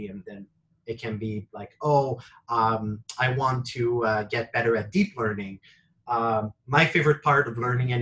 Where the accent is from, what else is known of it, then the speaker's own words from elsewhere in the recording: Quebec, Canada; I'm originally from Quebec